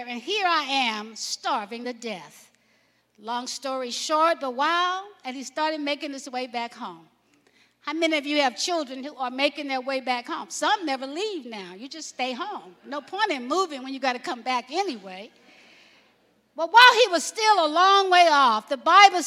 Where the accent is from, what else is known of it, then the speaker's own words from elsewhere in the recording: Alabama, United States; I grew up in Alabama.